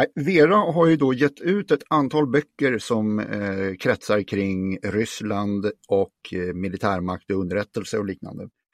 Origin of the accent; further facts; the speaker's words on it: Stockholm, Stockholm County, Sweden; also born or lived in Norrland; hela min släkt är från Norrland, även om jag är född här så klassar inte jag mig som stockholmare